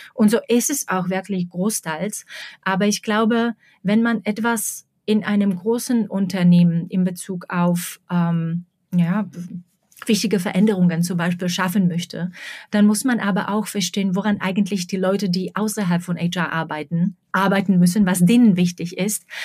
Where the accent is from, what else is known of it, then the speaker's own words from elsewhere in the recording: Slovakia; German is a second language; moved away as an adult; also born or lived in Prague, Czech Republic; now in Berlin, Germany; ich bin aus der Slowakei weggezogen in den späten 90er Jahren